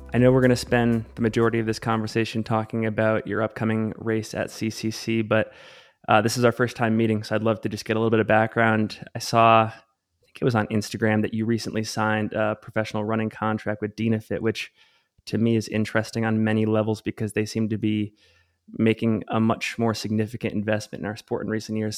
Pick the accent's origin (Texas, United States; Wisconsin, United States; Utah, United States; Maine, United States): Utah, United States; Salt Lake City; based here in my hometown, Salt Lake City, Utah